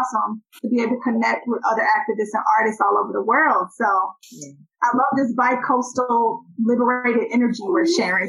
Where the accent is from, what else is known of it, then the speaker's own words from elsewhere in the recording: Cincinnati, Ohio, United States; moved away; I went home to my hometown of Cincinnati, and shout out to Ohio.